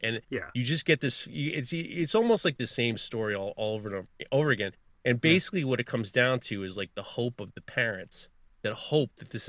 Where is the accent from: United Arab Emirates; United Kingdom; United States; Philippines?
United States; Manhattan, New York; When I grew up in Upper East Side, Manhattan, and when my parents divorced, my mother was kind of not around, my dad was not around. So I grew up in the 90s in Manhattan